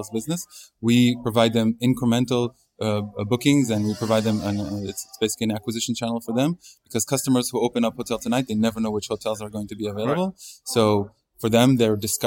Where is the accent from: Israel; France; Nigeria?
Israel; I'm originally from Israel